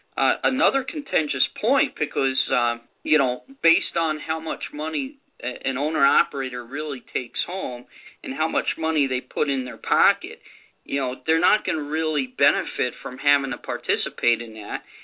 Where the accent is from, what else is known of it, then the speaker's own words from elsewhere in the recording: New Jersey, United States; New Jersey, my home state.